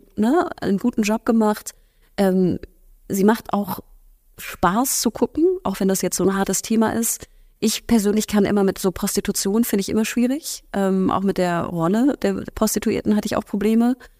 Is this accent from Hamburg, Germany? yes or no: yes; Hamburg, Germany; wenn man Hamburgerin ist, und ich bin Hamburgerin